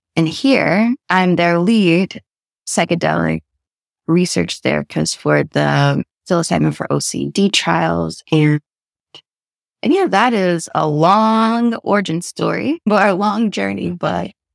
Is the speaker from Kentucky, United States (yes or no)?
yes; the South, Kentucky, United States; moved away as an adult; also born or lived in Connecticut; now in London, United Kingdom; as a Black woman from the South